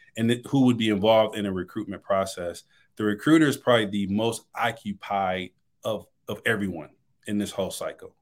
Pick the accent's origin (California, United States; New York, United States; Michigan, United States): Michigan, United States; Detroit; moved away as an adult; now in Dallas, United States; I'm originally from Detroit, Michigan